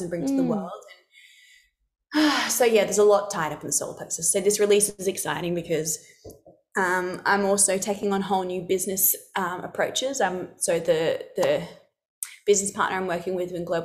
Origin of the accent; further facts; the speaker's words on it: Alice Springs, Northern Territory, Australia; I come from Central Australia, so Alice Springs